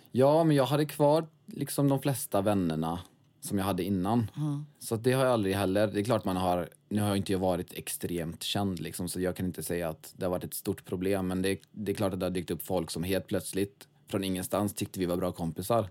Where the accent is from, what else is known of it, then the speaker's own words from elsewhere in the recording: Svenljunga, Västra Götaland, Sweden; Jag kommer ifrån Svenljunga.